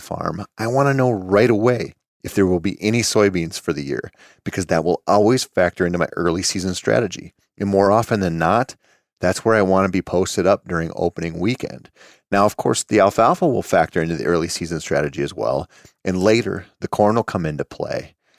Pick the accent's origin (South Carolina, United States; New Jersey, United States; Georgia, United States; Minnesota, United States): Minnesota, United States; here in my home state of Minnesota